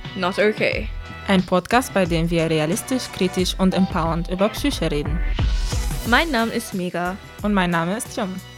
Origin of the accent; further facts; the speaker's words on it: Germany; moved away; bin in Deutschland aber geboren und teilweise aufgewachsen